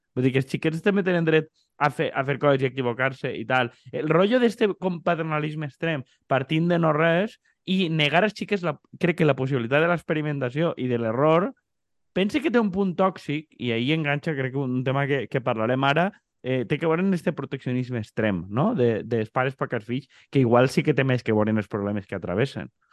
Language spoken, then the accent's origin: Catalan; Xàbia, Valencian Community, Spain